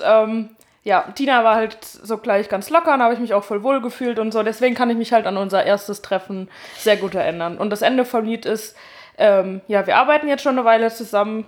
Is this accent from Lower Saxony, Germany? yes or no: no; Westerwald, Rhineland-Palatinate, Germany; moved away; Ich komme äh, ursprünglich aus dem Westerwald